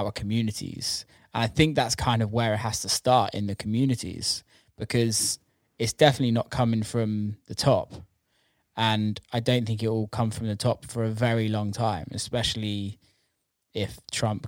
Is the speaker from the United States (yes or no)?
no; United Kingdom